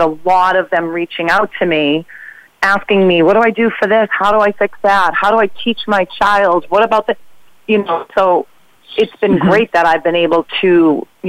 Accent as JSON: {"language": "English", "area": "North Shore of Boston", "region": "Massachusetts", "country": "United States", "tie": "born or raised there", "said": "I grew up in the North Shore of Boston"}